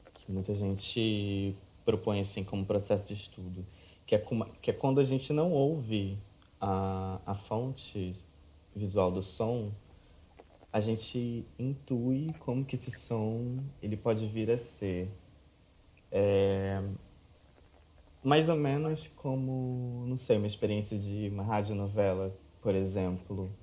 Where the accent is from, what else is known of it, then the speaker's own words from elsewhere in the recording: Rio de Janeiro, Brazil; eu moro no Rio de Janeiro desde, desde sempre.